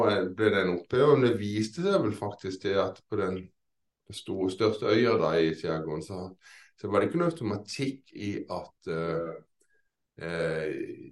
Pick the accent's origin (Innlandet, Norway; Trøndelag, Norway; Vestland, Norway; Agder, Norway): Agder, Norway; Kristiansand; now in Lillesand, Norway; egentlig er jeg fra Kristiansand, men jeg bor i nabokommunen Lillesand